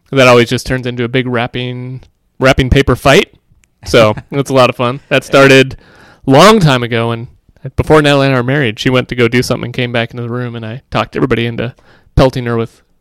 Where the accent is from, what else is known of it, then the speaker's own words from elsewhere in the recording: Indiana, United States; born there; also born or lived in Nebraska / Washington D.C.; So uh, I was born in Indiana, and then we moved to Nebraska where he went to school, and then we moved out to right outside of Washington D.C. till I was about six